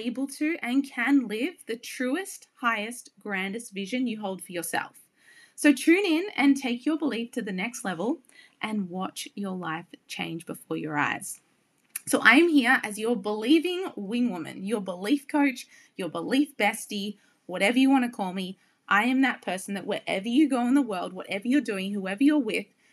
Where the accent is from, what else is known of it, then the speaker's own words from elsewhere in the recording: Byron Bay, New South Wales, Australia; moved away as an adult; also born or lived in New York City; I am born and bred in Byron Bay, the most easterly point of Australia, a beautiful coastal town where my true heart and soul lives. And I lived there until I was 29 when I moved to New York City.